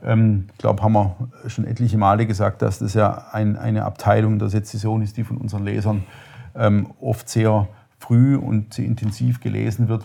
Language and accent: German; Upper Swabia, Baden-Württemberg, Germany; mit dem bin ich im Grunde groß geworden. Das ist so, oberschwäbische CDU war immer die Region, Schwaben, Oberschwaben